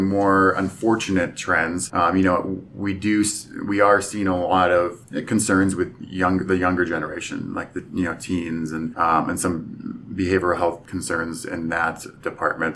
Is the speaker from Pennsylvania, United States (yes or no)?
yes; Pennsylvania, United States; moved away as an adult; I'm originally from Pennsylvania